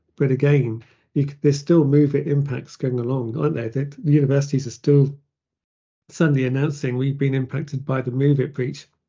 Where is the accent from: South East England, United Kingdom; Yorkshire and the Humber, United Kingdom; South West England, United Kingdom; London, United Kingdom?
South West England, United Kingdom; Plymouth; born or raised there